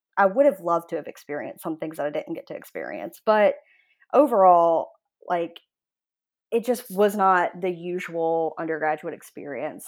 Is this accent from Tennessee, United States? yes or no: no; Jackson, Mississippi, United States; I grew up in Jackson, Mississippi, sort of in like the Jack- Jackson metropolitan area, really.